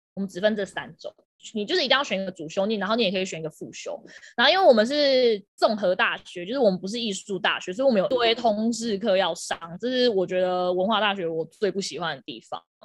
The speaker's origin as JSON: {"language": "Chinese", "region": "southern Taiwan", "country": "Taiwan", "said": "我是南部人，我要打工"}